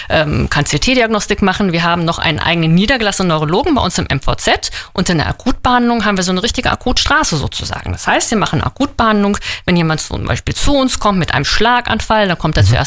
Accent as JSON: {"language": "German", "region": "Northern Germany", "country": "Germany", "said": "Äh, nein, ich komme aus Norddeutschland."}